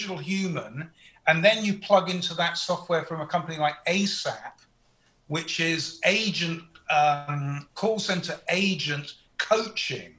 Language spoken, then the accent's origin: English; United Kingdom; moved away as an adult; now in United States; as a Brit who's lived in America for 20 years